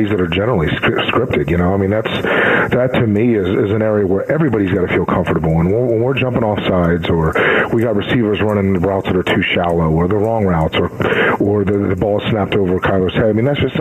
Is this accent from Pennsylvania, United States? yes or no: yes; Pennsylvania, United States; born or raised there; now in Arizona, United States